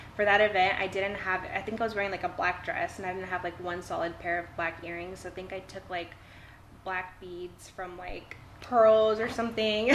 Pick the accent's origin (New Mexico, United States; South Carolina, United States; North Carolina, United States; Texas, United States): Texas, United States; Ingleside; now in Portland, Texas, United States; I was born and raised in Ingleside and um, I graduated from high school there